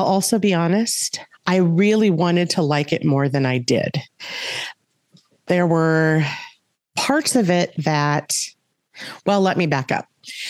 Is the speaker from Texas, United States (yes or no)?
no; Minnesota, United States; also born or lived in California / Wisconsin / Pipestone, Minnesota; I primarily grew up in Minnesota. I was born in California, and at like 18 months old, we moved here. My dad is a West Central Minnesota farm kid. And, you know, my sister and I did the majority of our growing up in Minnesota